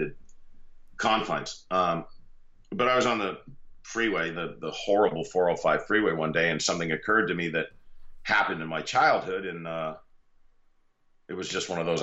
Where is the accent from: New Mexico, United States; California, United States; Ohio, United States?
California, United States; Los Angeles; moved away as an adult; also born or lived in Pennsylvania coal region; now in Florida, United States; I grew up in the San Fernando Valley, the northeastern San Fernando Valley in Southern California